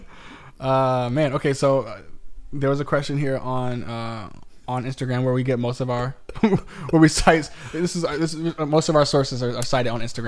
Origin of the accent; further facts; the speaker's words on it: Virginia Beach, Virginia, United States; I'm from Virginia Beach